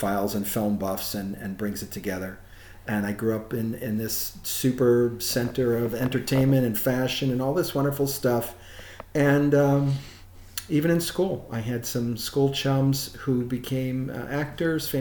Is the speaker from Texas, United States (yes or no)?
no; New York City, New York, United States; I grew up in New York City and the environs, the suburbs, the burbs